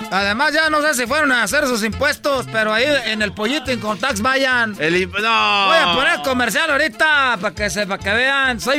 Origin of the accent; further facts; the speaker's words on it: Michoacán, Mexico; Yo soy pues de Michoacán, son 100 mentirosos, pero les voy a decir algo. En Michoacán son 100 mentirosos.